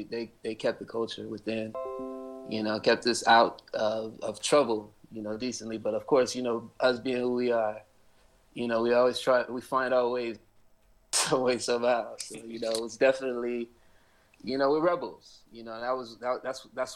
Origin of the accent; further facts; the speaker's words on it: Inglewood, California, United States; I was born and raised in Inglewood.